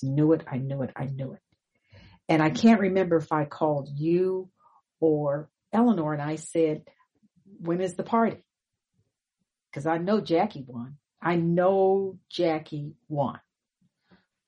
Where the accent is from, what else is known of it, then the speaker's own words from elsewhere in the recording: Pasadena, California, United States; moved away; we grew up in Pasadena